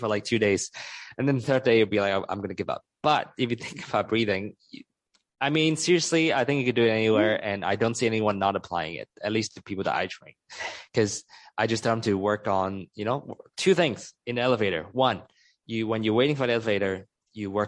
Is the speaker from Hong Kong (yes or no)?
yes; Hong Kong; moved away; also born or lived in United States; I used to spend 10 years in the United States, but I'm originally from Hong Kong, from Chinese culture